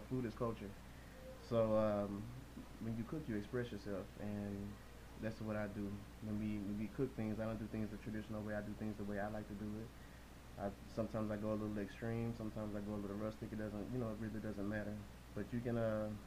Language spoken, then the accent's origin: English; Texas, United States; we're from Texas.